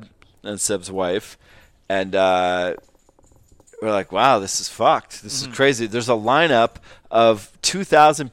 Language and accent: English; Canada; as a Canadian